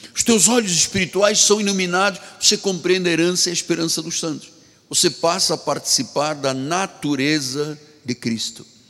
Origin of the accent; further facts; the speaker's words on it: Luanda, Luanda Province, Angola; moved away; Eu sou africano, de Angola, de Luanda